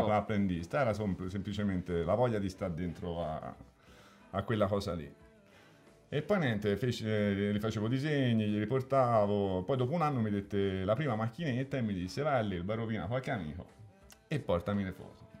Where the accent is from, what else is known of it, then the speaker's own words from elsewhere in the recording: Elba, Tuscany, Italy; il tornare all'Elba è sempre stata una cosa fondamentale. Cioè, quando, quando ero all'Elba dovevo scappare, quando ero fuori dovevo tornare.